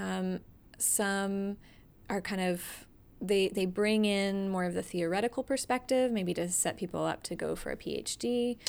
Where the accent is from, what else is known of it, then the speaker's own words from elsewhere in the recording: Atlanta, Georgia, United States; moved away as an adult; also born or lived in Massachusetts; now in Greensboro, United States; I'm originally from the Atlanta area